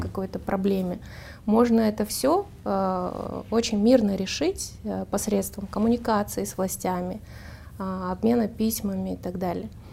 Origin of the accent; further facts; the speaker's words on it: Almaty, Kazakhstan; Я выросла в Алматы и в, жила в микрорайоне